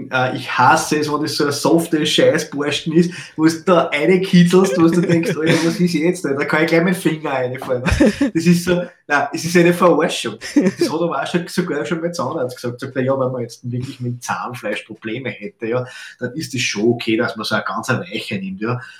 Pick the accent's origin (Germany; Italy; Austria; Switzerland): Austria; Fichtenmoped so, so, sagt man bei uns in Österreich. Ne? Fichtenmoped.